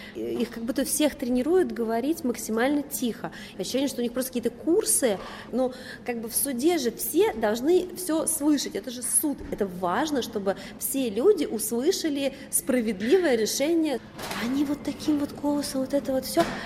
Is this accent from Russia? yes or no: yes; Moscow, Russia; я родилась и выросла в Москве